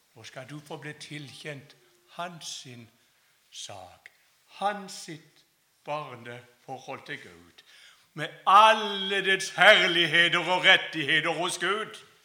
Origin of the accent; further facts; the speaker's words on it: Kristiansand, Agder, Norway; Jeg kommer altså fra Flekkerøy utenfor Kristiansand.